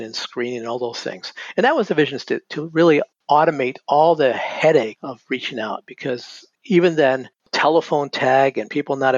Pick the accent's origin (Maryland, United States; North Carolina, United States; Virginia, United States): North Carolina, United States; moved away as an adult; also born or lived in Massachusetts; I grew up in North Carolina